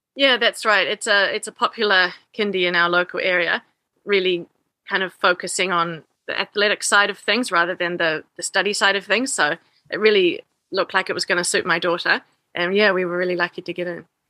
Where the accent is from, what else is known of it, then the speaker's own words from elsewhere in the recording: New Zealand; moved away as an adult; also born or lived in Higashi Osaka, Japan; now in Higashiosaka, Japan; I'm originally from New Zealand and now I'm living in Higashi Osaka in Osaka Prefecture.